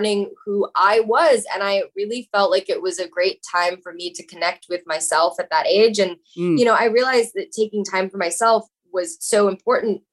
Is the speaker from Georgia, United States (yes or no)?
yes; Atlanta, Georgia, United States; now in Los Angeles, United States; people that I knew when I grew up in Atlanta, Georgia, who think that I'm living in a multi-million dollar house